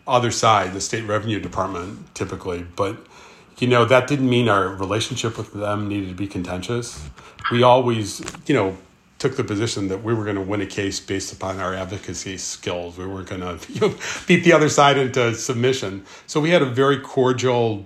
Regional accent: Park Ridge, Illinois, United States; I grew up in Park Ridge, Illinois.

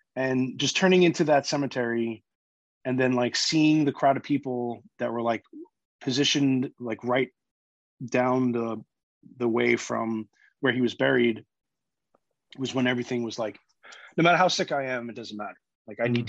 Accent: New York, United States; I'm a New Yorker, born and raised.

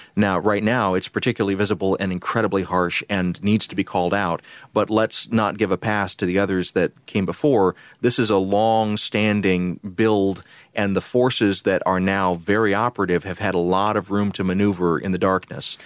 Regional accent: Columbus, Georgia, United States; where I grew up in Columbus, Georgia

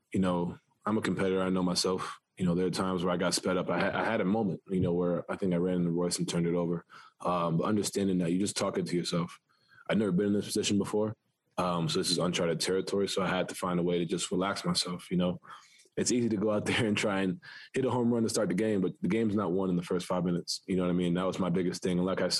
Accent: New York City, New York, United States; growing up in New York, I'm playing basketball, you know, in the city, that's every day, you know.

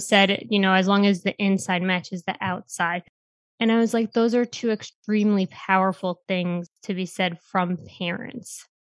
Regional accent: New York City, New York, United States; I'm from New York City

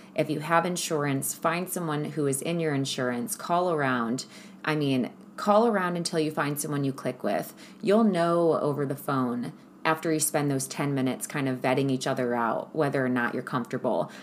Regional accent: Ohio, United States; moved away; also born or lived in California; I'm from Ohio where it snows all of the time.

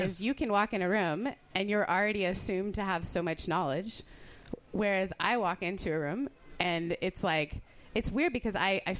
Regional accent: Canada; also born or lived in United Kingdom; I'm Canadian and British. We're literally not allowed to.

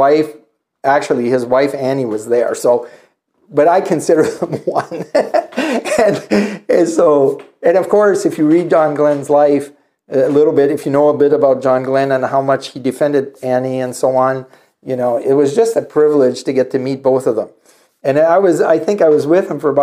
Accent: Northern Ontario, Canada; moved away; I grew up in Northern Ontario

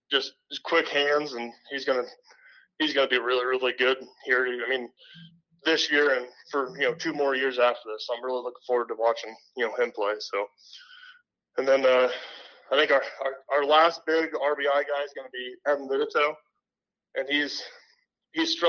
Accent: Sheridan, United States; I grew up playing in Sheraton

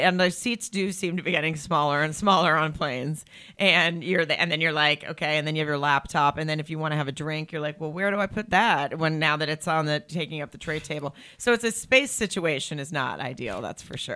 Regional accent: Farmington, Arkansas, United States; moved away as an adult; now in Los Angeles, United States; I grew up in Arkansas

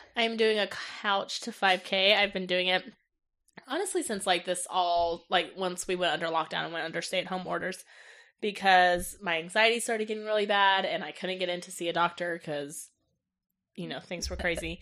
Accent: Johnson County, Kansas, United States; also born or lived in North Carolina; I was raised in Johnson County from the age of twelve until now

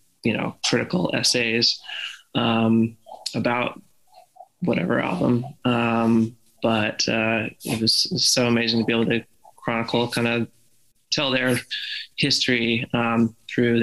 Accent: just outside of Red Rocks, Colorado, United States; I grew up just outside of Red Rocks, in Colorado

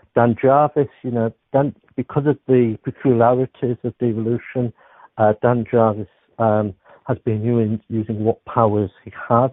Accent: Beverley, Yorkshire and the Humber, United Kingdom; I'm from Beverley, which is just outside Hull

